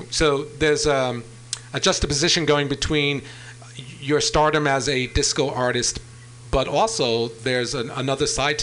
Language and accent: English; Long Island, New York, United States; accent: New York; I grew up on Long Island.